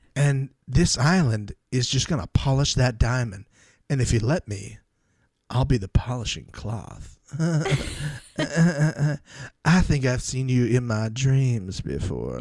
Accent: Tampa, Florida, United States; my hometown, Tampa, Florida.

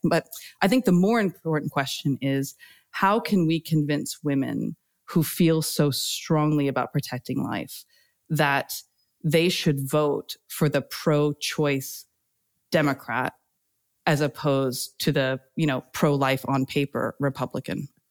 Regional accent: United States; moved away as an adult; now in United Kingdom; as an American, you know, growing up around, you know, the Bill Clinton time

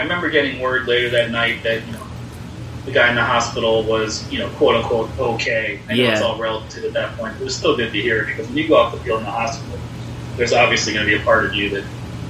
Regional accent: Philadelphia, Pennsylvania, United States; I grew up in Philadelphia area where Scrapple was a thing

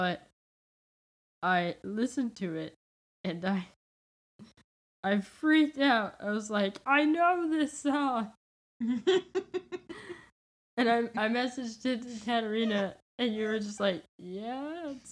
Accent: United States; I am American and I live in America

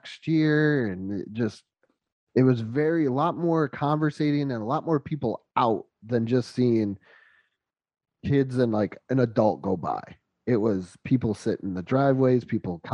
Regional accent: Western New York, United States; moved away; We're both from the north. I'm from Western New York.

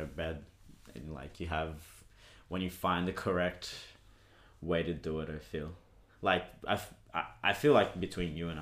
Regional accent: Brazil; moved away; I grew up in Brazil

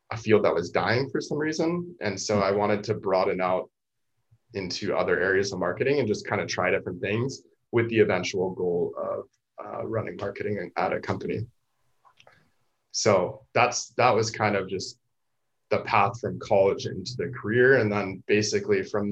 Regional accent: San Diego, California, United States; I'd never been to San Diego State despite growing up in San Diego

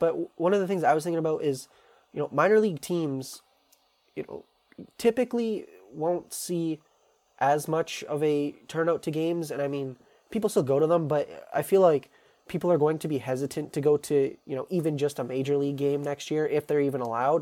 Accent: Canada; as a Canadian

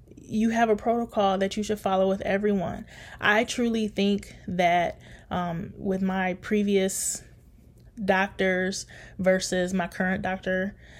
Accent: Detroit, Michigan, United States; now in Grand Rapids, United States; growing up in Detroit.

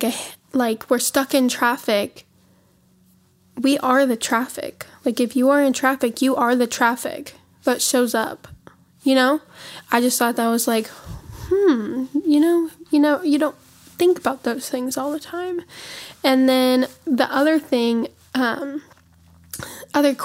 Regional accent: Montana, United States; moved away as an adult; now in Tennessee, United States; We live in Tennessee. We are from Montana, though.

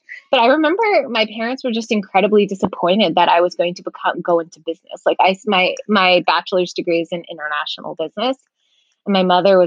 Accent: Massachusetts, United States; also born or lived in Ohio / San Diego / Germany; I was born and raised in Massachusetts.

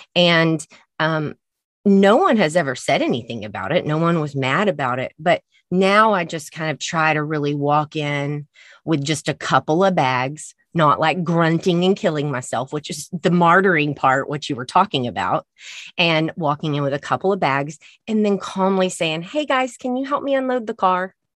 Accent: Texas, United States; I'm from Texas.

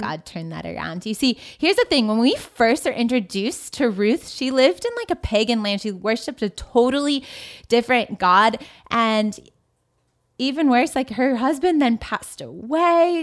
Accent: Southern California, United States; I'm from Southern California

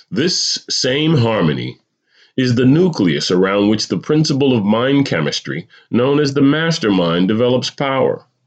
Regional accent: New Jersey, United States; moved away as an adult; also born or lived in California; moving to California after growing up in New Jersey

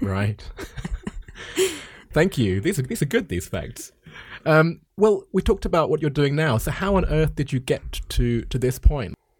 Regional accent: United Kingdom; moved away as an adult; now in China; being back in my home country of the U K for the first time in four years

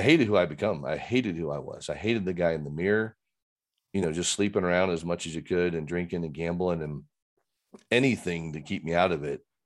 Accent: Fort Wayne, Indiana, United States; now in Littleton, United States; grew up in Fort Wayne, Christian home, aunts, uncles, cousins, everybody was in Fort Wayne

